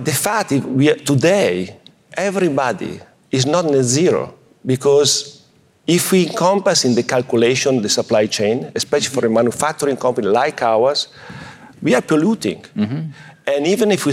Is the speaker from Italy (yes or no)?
yes; Italy; I'm coming from Italy